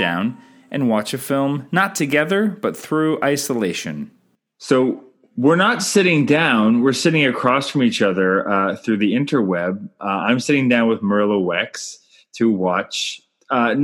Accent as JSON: {"language": "English", "country": "Canada", "said": "I'm Canadian filmmaker"}